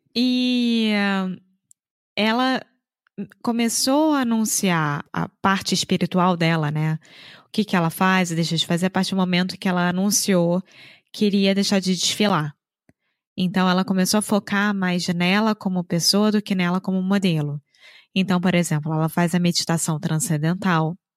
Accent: Rio de Janeiro, Brazil; now in Viana do Castelo, Portugal; Eu sou brasileira, carioca do Rio de Janeiro

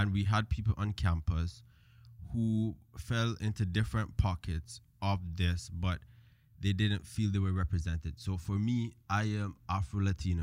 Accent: Cayman Islands; born or raised there; moved away; also born or lived in Jamaica

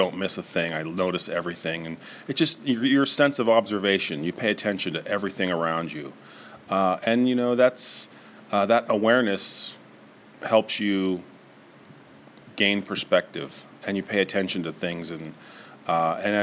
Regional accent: Niles, Ohio, United States; also born or lived in Rochester; I'm an artist from the area. I grew up in Niles, went to Howland High School, graduated from YSU in the 90s

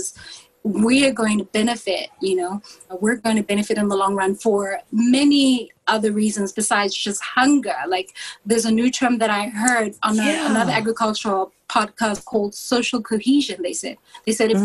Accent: South Africa; also born or lived in Atlanta; I'm from Africa

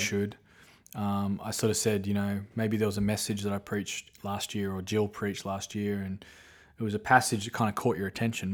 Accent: Australia; moved away; I grew up watching in Australia

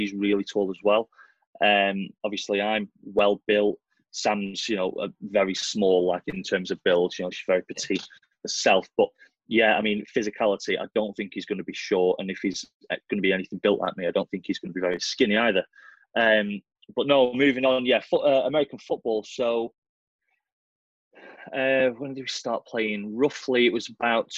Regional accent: Blackpool, North West England, United Kingdom; I'm from Blackpool, you know, Lancashire.

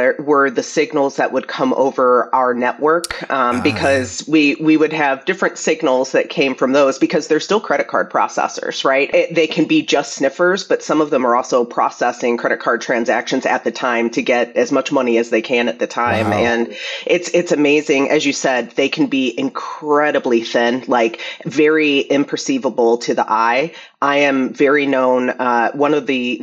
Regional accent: St. Louis, Missouri, United States; I'm originally from St. Louis, Missouri.

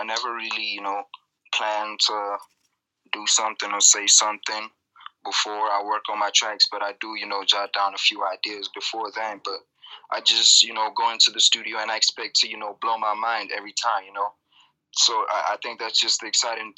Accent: South Africa; Growing up in South Africa as an artist was, you know, it was quite an experience

